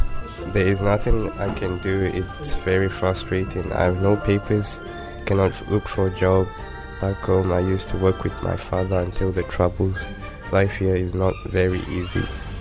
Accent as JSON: {"language": "English", "country": "Sudan", "moved": "as an adult", "lives_now": "United Kingdom", "said": "I came from Sudan. I've been here 5 years now. I'm still waiting to hear about my asylum application."}